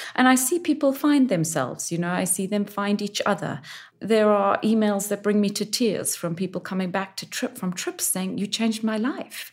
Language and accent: English; Zimbabwe; moved away; also born or lived in New York / South Africa; My home country, Zimbabwe